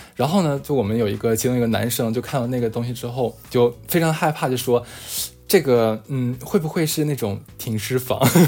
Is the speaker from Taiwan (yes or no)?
no; Northeast China, China; moved away as an adult; 一听我也是东北人嘛